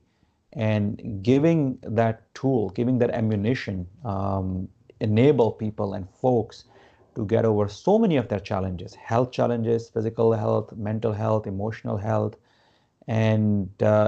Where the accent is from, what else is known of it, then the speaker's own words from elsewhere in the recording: Gujarat, India; moved away as an adult; now in United States; I grew up in India.